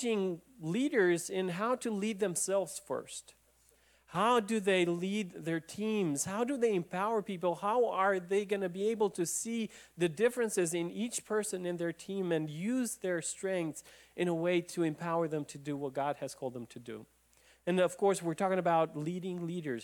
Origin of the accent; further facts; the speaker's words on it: Romania; moved away; I remember Ceausescu coming into my hometown